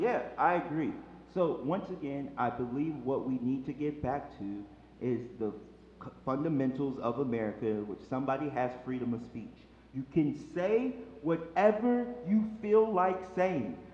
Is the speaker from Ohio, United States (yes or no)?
no; Chicago, Illinois, United States; moved away as an adult; I'm a boy from Chicago, Illinois